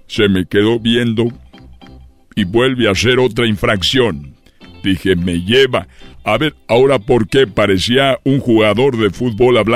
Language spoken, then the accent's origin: Spanish; Guanajuato, Mexico; Es que yo soy de Guanajuato y tenía el peluche de la fiera.